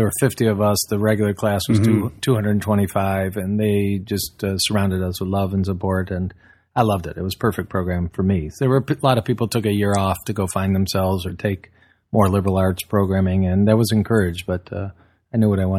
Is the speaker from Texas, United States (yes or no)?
no; Southfield, Michigan, United States; Born and raised in suburbia about, 40 minutes from where you are, Southfield.